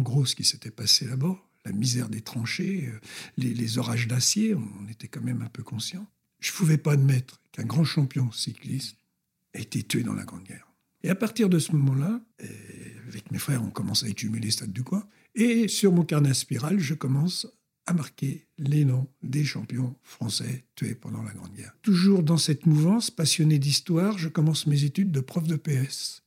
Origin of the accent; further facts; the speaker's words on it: Colombes, Île-de-France, France; also born or lived in Brittany; je suis d'origine bretonne et je suis né à Colombes, rue François Faber